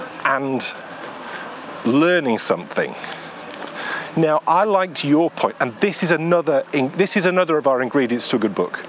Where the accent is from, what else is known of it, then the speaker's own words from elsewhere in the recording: Yorkshire and the Humber, United Kingdom; And I'm really a Yorkshire boy.